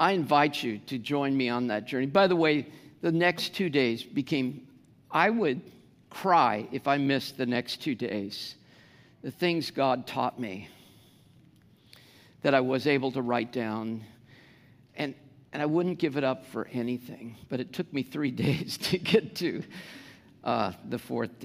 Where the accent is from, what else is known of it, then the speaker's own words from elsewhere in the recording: United States; first language English; I'm an American